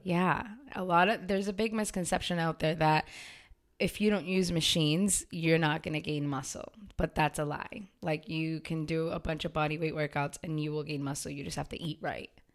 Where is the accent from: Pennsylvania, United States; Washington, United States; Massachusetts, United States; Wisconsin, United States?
Massachusetts, United States; Waltham; I was born and raised in Waltham, too